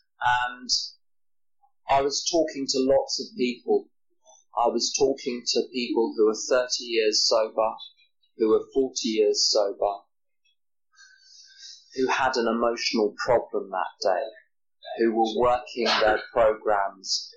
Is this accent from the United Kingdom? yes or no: yes; England, United Kingdom; I'm from England